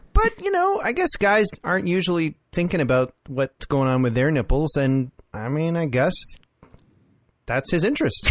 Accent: Orangeville, Ontario, Canada; I grew up in Orangeville, like near Orangeville

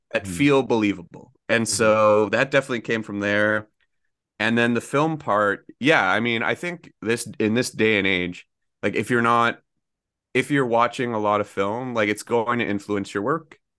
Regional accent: Oshawa, Ontario, Canada; I grew up in Oshawa

